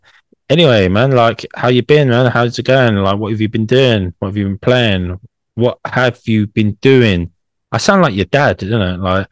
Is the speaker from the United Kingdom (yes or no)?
yes; London, United Kingdom; as a Londoner